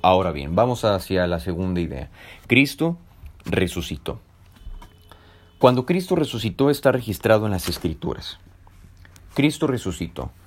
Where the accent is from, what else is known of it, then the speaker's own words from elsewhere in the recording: Mexico; soy mexicano y estoy en un país que primeramente es católico